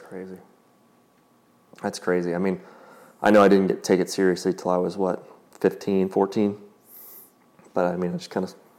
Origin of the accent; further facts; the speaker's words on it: Carmel, Indiana, United States; we grew up here in Carmel, like right next to Brookshire